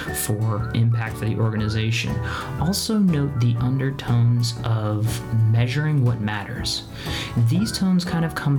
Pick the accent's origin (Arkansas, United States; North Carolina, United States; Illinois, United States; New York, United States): New York, United States; New York City; my hometown